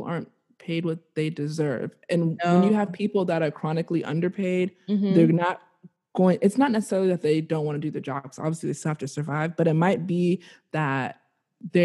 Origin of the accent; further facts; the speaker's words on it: United States; I'm born and raised here, it's always like, I'm Nigerian